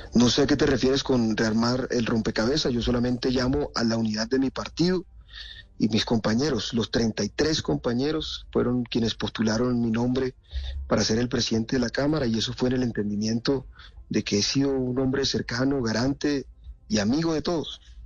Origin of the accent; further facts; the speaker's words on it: Montelíbano, Córdoba, Colombia; Montelíbano, mi ciudad natal